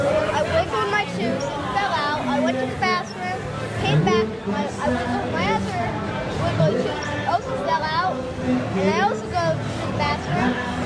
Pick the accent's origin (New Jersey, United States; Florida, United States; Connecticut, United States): Florida, United States; Key West; And I'm from Key West.